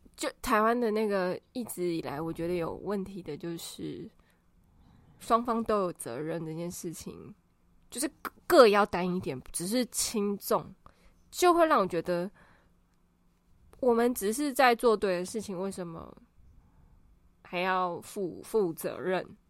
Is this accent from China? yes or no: no; Taiwan; moved away as an adult; also born or lived in Australia; 我刚从澳洲回来的时候超级没有办法接受台湾的交通